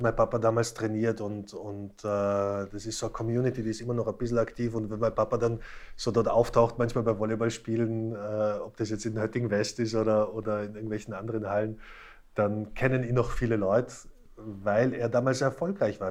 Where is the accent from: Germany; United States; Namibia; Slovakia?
Slovakia; moved away; also born or lived in Tyrol; wir sind ja beide gebürtige Slowaken